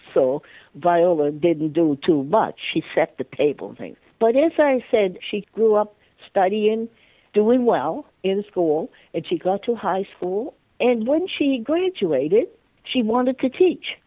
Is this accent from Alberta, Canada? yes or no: no; Halifax, Nova Scotia, Canada; I grew up in Halifax, Nova Scotia, and I was the last of 15 children mostly my life was in the north end of Halifax